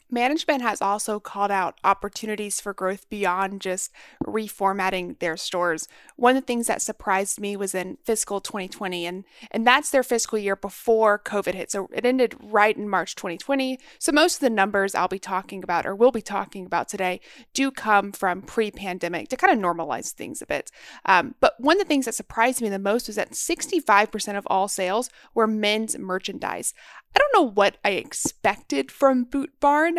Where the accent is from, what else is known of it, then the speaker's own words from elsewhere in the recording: Texas, United States; growing up in Texas